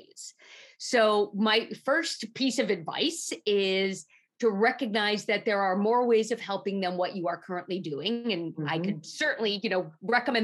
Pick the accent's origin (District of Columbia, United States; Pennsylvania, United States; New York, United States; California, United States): New York, United States; New York City; I grew up in Manhattan